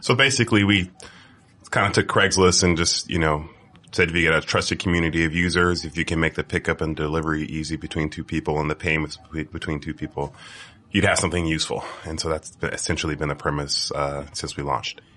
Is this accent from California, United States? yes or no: yes; Bay Area, California, United States; I'm from California